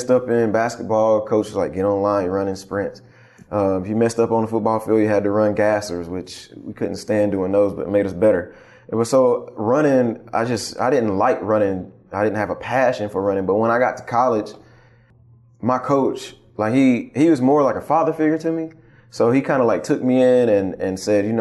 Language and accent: English; Mooresboro, North Carolina, United States; also born or lived in Shelby, North Carolina; I was raised in Mooresboro